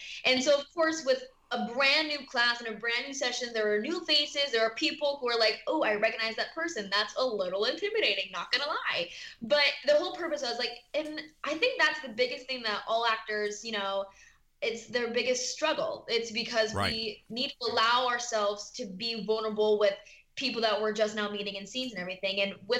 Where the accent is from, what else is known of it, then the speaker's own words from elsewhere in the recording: California, United States; I am from Southern California.